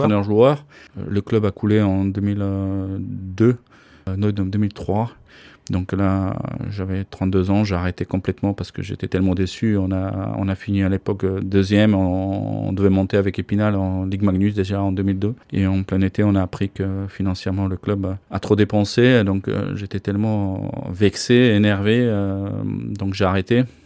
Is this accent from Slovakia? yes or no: yes; Slovakia; moved away as an adult; also born or lived in Bordeaux, France / Gap, France / Dunkerque, France / Nantes, France; now in Nice, France; Je suis né en Slovaquie, euh, je suis venu en France en 1989.